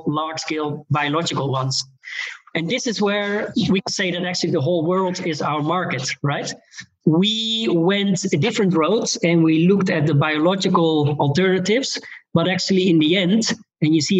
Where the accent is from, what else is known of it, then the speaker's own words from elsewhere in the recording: Netherlands; I'm from the Netherlands